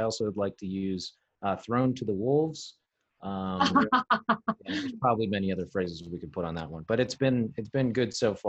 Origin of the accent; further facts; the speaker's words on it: Pittsburgh, Pennsylvania, United States; I grew up in Pittsburgh, been living in Pittsburgh, lived outside of the Pittsburgh area, kind of east of the city.